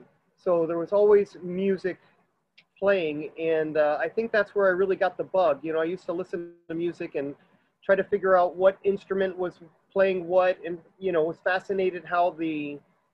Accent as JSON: {"language": "English", "town": "Miami", "region": "Florida", "country": "United States", "tie": "born or raised there", "said": "I was born here in Miami."}